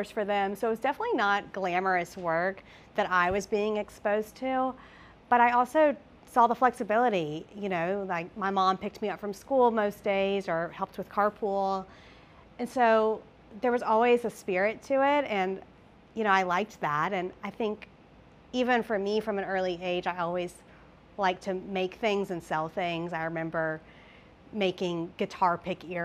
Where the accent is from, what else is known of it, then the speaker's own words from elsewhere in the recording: Columbia, South Carolina, United States; moved away as an adult; now in Chattanooga, United States; I'm originally from Columbia, South Carolina, but I've lived in Tennessee for about 6 years